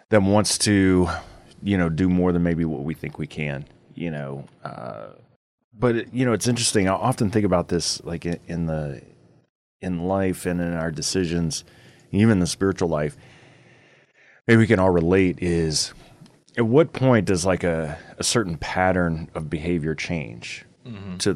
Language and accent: English; Flagstaff, Arizona, United States; I'm from Flag.